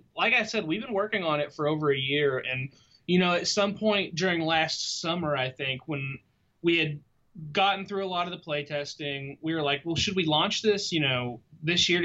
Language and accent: English; Lexington, Kentucky, United States; I'm from Lexington, Kentucky.